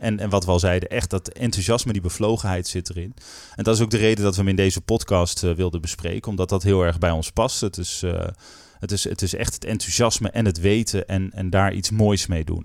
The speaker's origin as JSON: {"language": "Dutch", "region": "North Groningen", "country": "Netherlands", "tie": "born or raised there", "said": "ik ben opgegroeid in Noord-Groningen"}